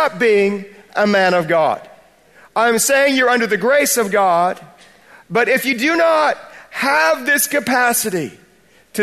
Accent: United States; accent: American; moved away as an adult; now in Bradford, United Kingdom; I'm an American by birth, but I'm British by choice

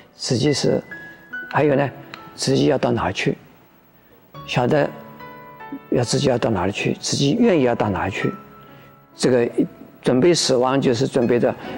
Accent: Taiwan; 我们这个中国人或者是我们台湾人的一种习俗

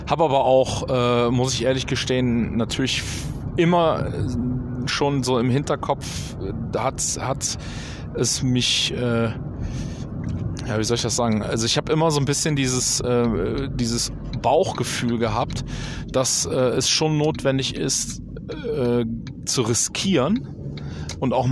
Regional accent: North Rhine-Westphalia, Germany; haben dann aber äh, in äh, zurück in meine Heimat. Hier im Oberbergischen haben wir dann äh, Familienplanung äh, äh gemacht

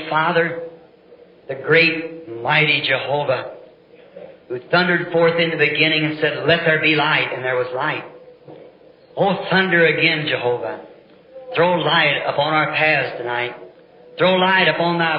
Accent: the South, United States; I'm a Southerner

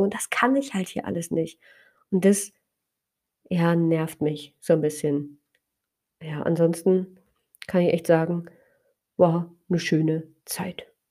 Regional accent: Spreewald, Brandenburg, Germany; so sehr verwurzelt fühle in meiner Heimat im Spreewald

